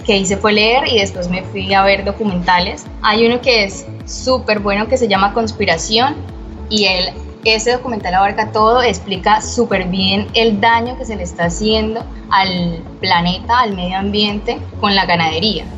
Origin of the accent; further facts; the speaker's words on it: Bucaramanga, Santander, Colombia; now in Cartagena, Colombia; vivo en la ciudad de Cartagena, pero soy de Bucaramanga, Santander